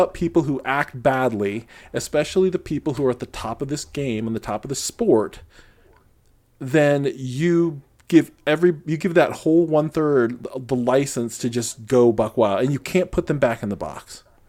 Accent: Midwest, United States; moved away; I grew up in the Midwest where on summer nights, it's just loud.

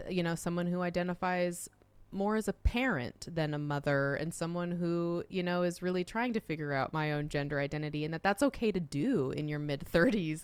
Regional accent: Utah, United States; moved away; also born or lived in Arizona / Oregon; I was growing up in Utah

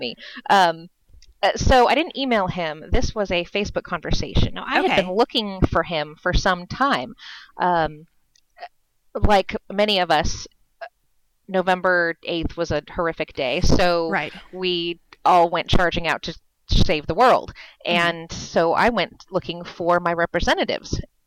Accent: California, United States; moved away as an adult; now in Virginia, United States; I grew up in California

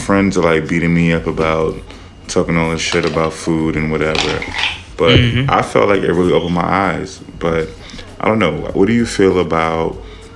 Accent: New York City, New York, United States; I'm from the Bronx

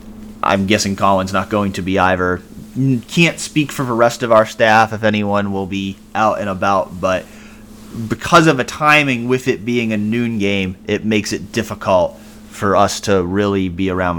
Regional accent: Massachusetts, United States; moved away; I grew up in Massachusetts

